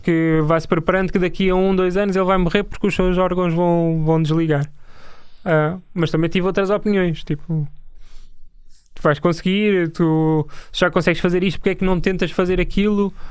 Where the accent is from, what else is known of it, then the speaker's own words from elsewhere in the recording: Lisbon, Portugal; also born or lived in Torres Vedras / Almada; now in Carnaxide, Portugal; Nasci em Lisboa, depois fui para Torres Vedras